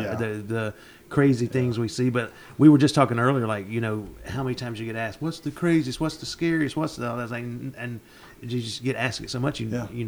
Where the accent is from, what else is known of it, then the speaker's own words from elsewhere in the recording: Union City, Georgia, United States; now in Heard County, United States; I grew up in Union City. I don't know what to do with a cow.